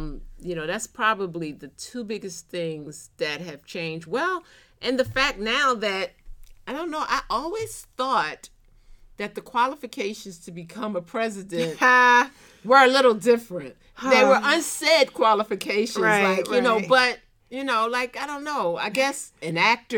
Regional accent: Philadelphia, Pennsylvania, United States; now in Atlanta, United States; So I'm from Philly, I live in Atlanta. So between Philly, Pennsylvania, and Atlanta, Georgia.

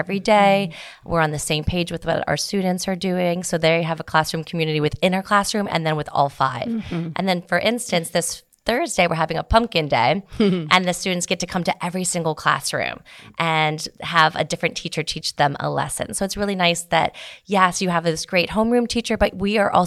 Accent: Florida, United States; moved away as an adult; also born or lived in London, England; now in Dallas, United States; I'm from Florida, and that's where most of my teaching experience is

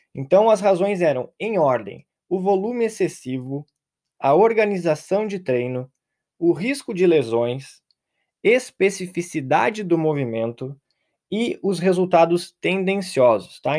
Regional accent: Pelotas, Rio Grande do Sul, Brazil; now in Europe; Eu sou de Pelotas

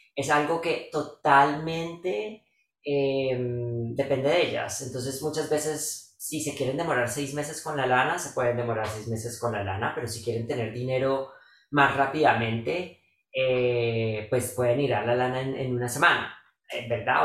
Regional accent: Bogotá, Colombia; los que somos de Bogotá y vivimos en Tierra Fría

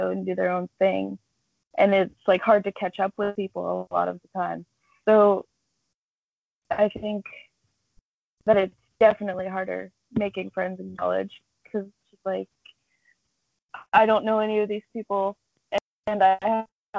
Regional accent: Dalton, Ohio, United States; I'm from Dalton, Ohio. That's like small town, literally surrounded by farmland

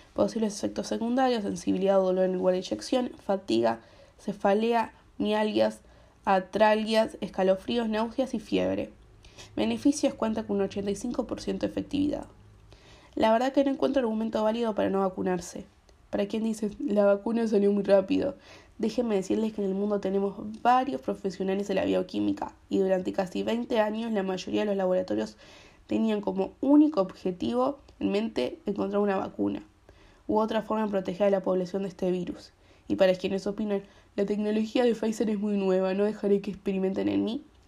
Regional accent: Uruguay; las vacunas del COVID que hay en mi país, Uruguay

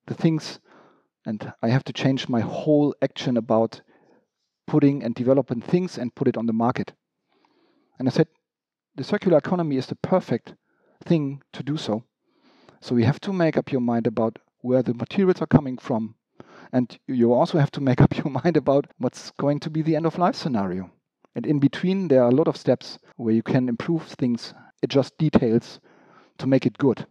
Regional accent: Hamburg, Germany; I was born really in also in Hamburg. So I'm origin from Hamburg. I left Hamburg for some time, but I just grew up here in quite normal conditions

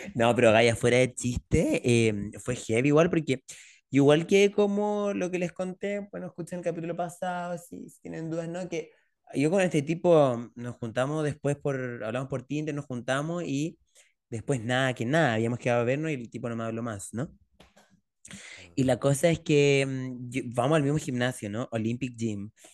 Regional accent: Chile; yo soy un hombre chileno

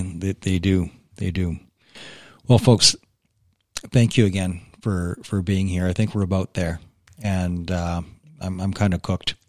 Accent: Canada; being a Canadian

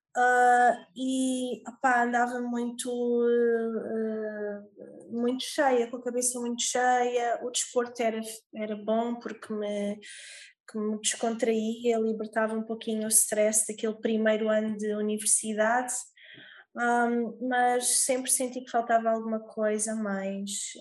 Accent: Olhão, Algarve, Portugal; sou do Algarve, em Portugal, Olhão, mais precisamente

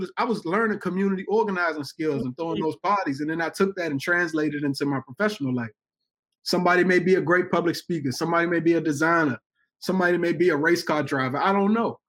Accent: Washington, District of Columbia, United States; being in Washington, D.C., my hometown

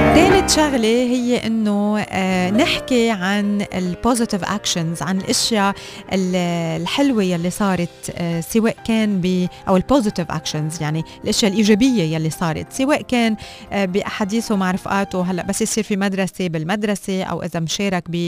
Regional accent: Lebanon; وانا لبنانيه

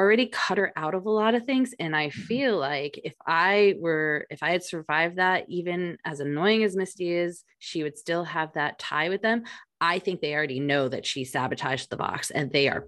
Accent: New Jersey, United States; as a girl who grew up in New Jersey, a Jersey girl at heart, we don't talk like

